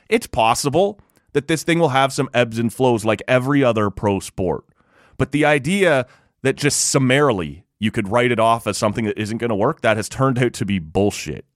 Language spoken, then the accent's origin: English; Canada